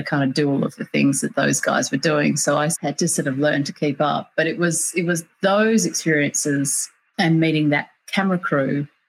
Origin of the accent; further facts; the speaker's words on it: Canberra, Australian Capital Territory, Australia; I grew up in Canberra in Australia, so the capital, it's a sort of relatively small town surrounded by a lot of nature